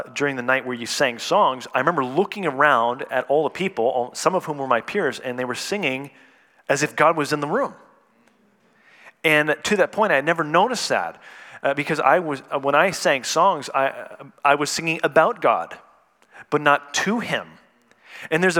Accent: Canada; moved away; I was born and raised in Canada

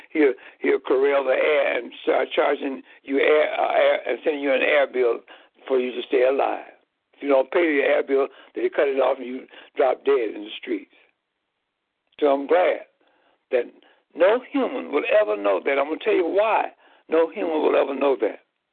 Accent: Chicago, Illinois, United States; in the geographical land area of Chicago, Illinois. I found myself belonging to a race of people known as Negroes.

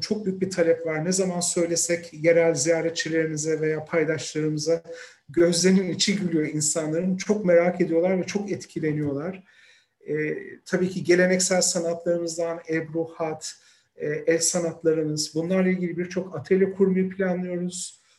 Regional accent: Izmir, Turkey; moved away as an adult; also born or lived in Istanbul / Ankara / North Macedonia / Albania; now in Beijing, China; 1972 yılında İzmir'de doğdum.

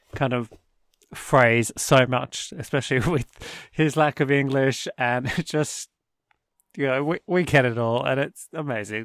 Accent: Australia; coming from Australia

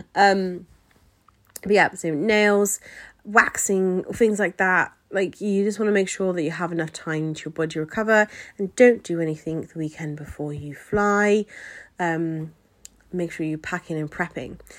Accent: England, United Kingdom; I always say England, um, just 'cause I am from England.

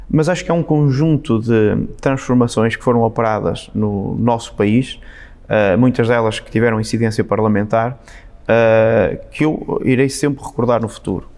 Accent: Amarante, Norte, Portugal; moved away; Amarante é uma terra onde há este sentido bairrista, nós gostamos de ser de Amarante

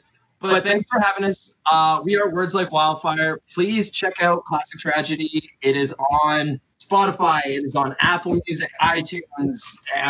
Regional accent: Richmond Hill, Ontario, Canada; I grew up in Richmond Hill.

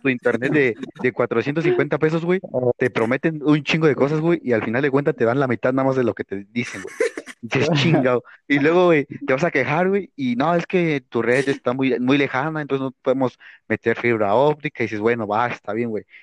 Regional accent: State of Mexico, Mexico; yo soy acá de, de la CDMX, güey, bueno, del Estado, para ser más exactos

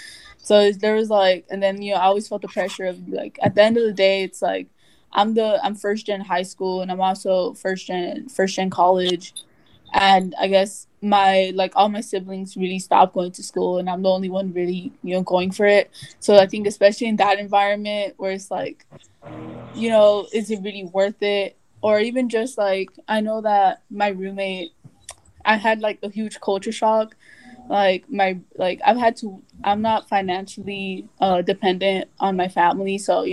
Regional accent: Los Angeles, California, United States; also born or lived in Littlerock, California; So I moved to Watts when, like, in fourth grade, so I must have been, like, 9 or 10 around there. But, like, I was originally from, like, I lived, like, in a small, like, town called, like, Little Rock. It's, like, near Lancaster.

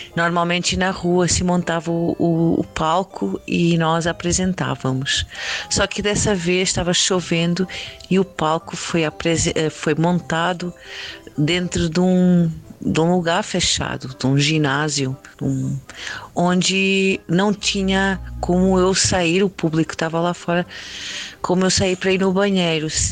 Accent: Lisbon, Portugal; moved away as an adult; now in Campinas, Brazil; Eu sou portuguesa, sou de Lisboa, de Portugal, e moro aqui no Brasil, mais propriamente em Barão Geraldo, em Campinas, estado de São Paulo, desde 2012

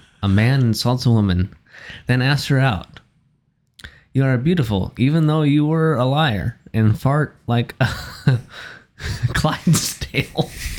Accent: the Dakotas, United States

